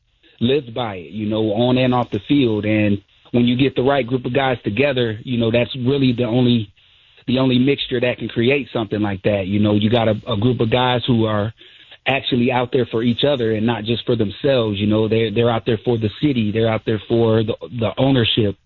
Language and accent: English; Fostoria, Ohio, United States; I'm from Fostoria, Ohio